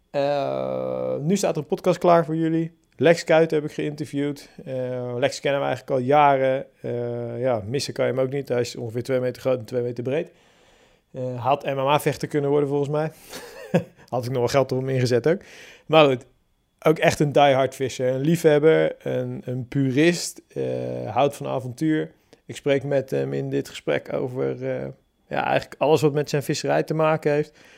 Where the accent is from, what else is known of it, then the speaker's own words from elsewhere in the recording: Hellevoetsluis, South Holland, Netherlands; moved away as an adult; now in Barendrecht, Netherlands; ik ben eh, opgegroeid in Hellevoetsluis.